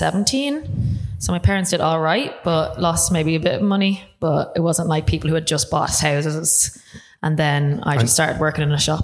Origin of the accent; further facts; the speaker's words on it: Dublin, Leinster, Ireland; I'm from Dublin.